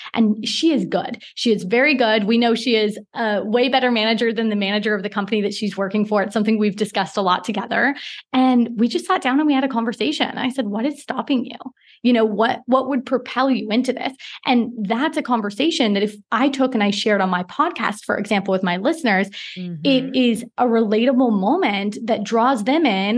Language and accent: English; Portland, Oregon, United States; moved away as an adult; also born or lived in Singapore; now in Mauritius; I'm from Portland, Oregon